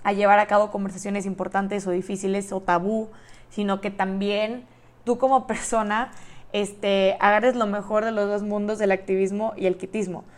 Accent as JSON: {"language": "Spanish", "town": "Monterrey", "region": "Nuevo León", "country": "Mexico", "also_born_or_lived": "Austin, Texas", "moved": "as an adult", "said": "soy de Monterrey, Nuevo León, México"}